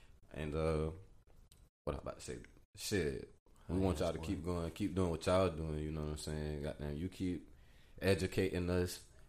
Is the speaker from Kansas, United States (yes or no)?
no; Savannah, Georgia, United States; I'm from Savannah